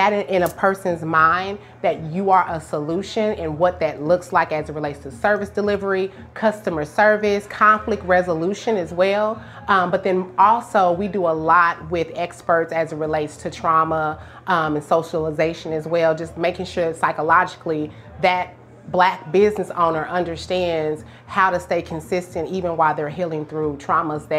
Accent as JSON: {"language": "English", "town": "Tulsa", "region": "Oklahoma", "country": "United States", "moved": "as an adult", "said": "I'm from Tulsa originally"}